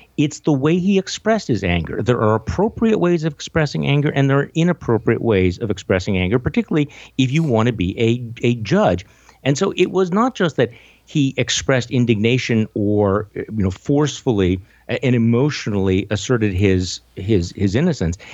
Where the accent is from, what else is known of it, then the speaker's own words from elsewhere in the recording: Wisconsin, United States; moved away; I'm from Wisconsin and, you know, and I'm back home